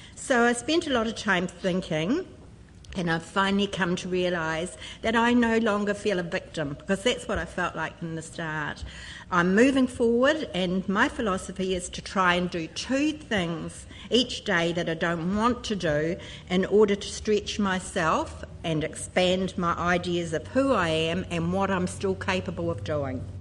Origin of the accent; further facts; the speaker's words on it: Christchurch, Canterbury, New Zealand; I come from Christchurch